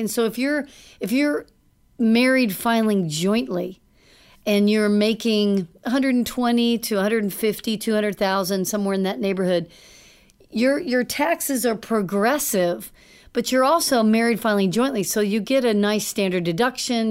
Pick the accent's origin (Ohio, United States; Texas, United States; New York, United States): Texas, United States; Dallas; I grew up in Dallas